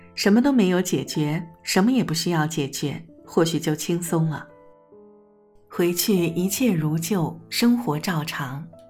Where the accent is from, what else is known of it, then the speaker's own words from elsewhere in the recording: Jiangsu, China; moved away; 我也是江苏人的老乡